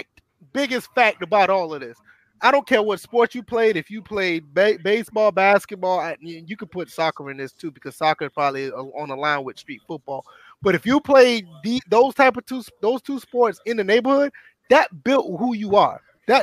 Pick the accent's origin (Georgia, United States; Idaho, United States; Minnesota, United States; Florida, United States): Georgia, United States; I mean, I'm from the south, so I'm from Georgia.